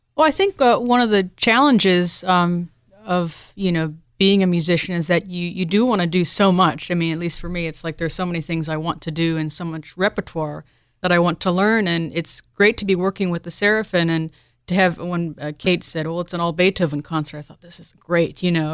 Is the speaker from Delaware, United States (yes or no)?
yes; Delaware, United States; I was born in Delaware